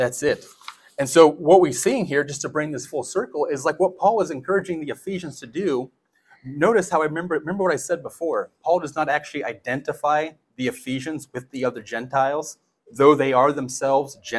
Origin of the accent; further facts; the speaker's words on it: United States; being American